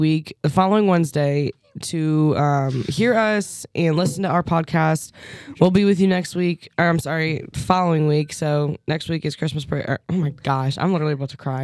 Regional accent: Fairview Heights, Illinois, United States; moved away; my hometown, Fairview Heights, Illinois

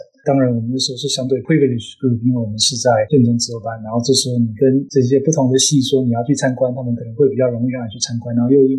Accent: Luodong, Yilan County, Taiwan; 我自己比较特别的成长的经验，可能就是我其实是乡下人，就我是在宜兰罗东出生长大的。

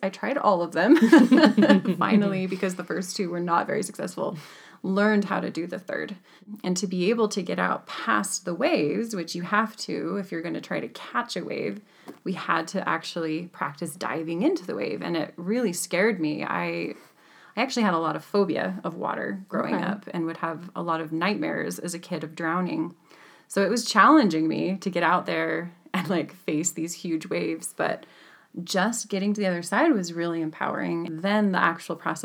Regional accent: Utah, United States; also born or lived in California; I grew up in a landlocked state of Utah

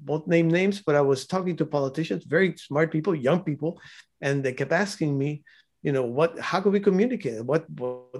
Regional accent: Cuba; I was born in Cuba

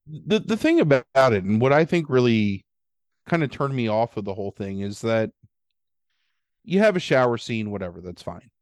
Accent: Baltimore, Maryland, United States; we grew up in Baltimore

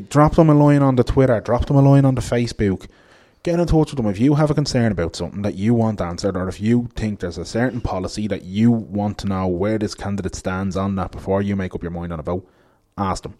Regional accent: Ballybrack, Leinster, Ireland; I grew up in Laurel Avenue in Ballybrack

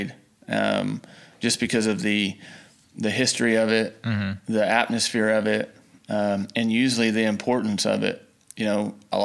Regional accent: Tuttle, Oklahoma, United States; growing up in Oklahoma

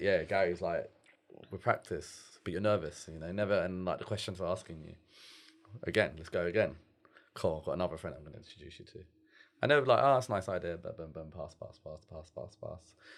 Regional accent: London, United Kingdom; I'm from London

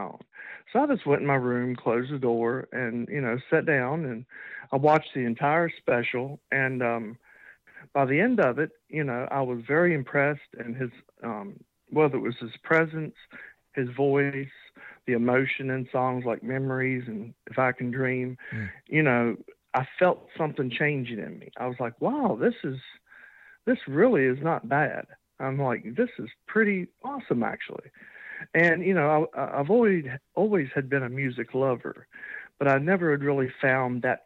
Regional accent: Iron Gate, Virginia, United States; also born or lived in Roanoke, Virginia / North Carolina; I'm born and raised in Virginia. I was born in a little teeny town called Iron Gate, and I currently live in Roanoke, Virginia.

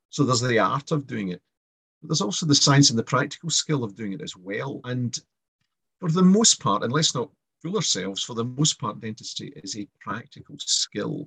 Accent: Kilmarnock, Scotland, United Kingdom; I grew up in Kilmarn in Ayrshire

